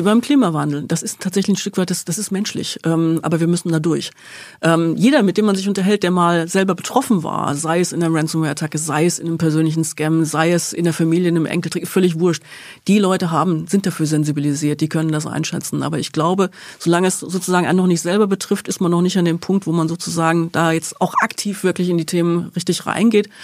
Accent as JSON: {"language": "German", "area": "Rhine-Main area, south of Frankfurt", "region": "Hesse", "country": "Germany", "tie": "born or raised there", "said": "Im Rhein-Main-Gebiet, ähm, aber südlich von Frankfurt"}